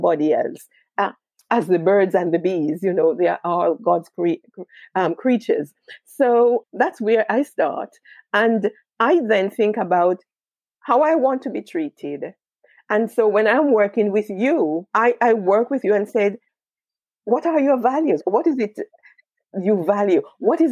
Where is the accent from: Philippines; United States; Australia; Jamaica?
Jamaica; now in United Kingdom; I was born in Jamaica